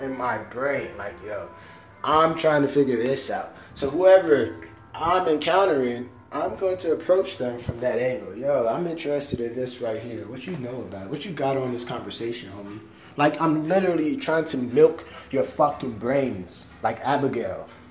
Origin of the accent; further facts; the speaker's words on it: Miami, Florida, United States; I'm from Miami, so the first friends I had, they were of all different races